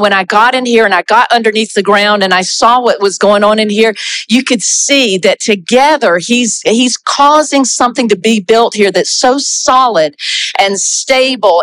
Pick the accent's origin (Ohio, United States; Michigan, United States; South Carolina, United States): South Carolina, United States; also born or lived in Brazil; now in Canada; I'm from South Carolina originally.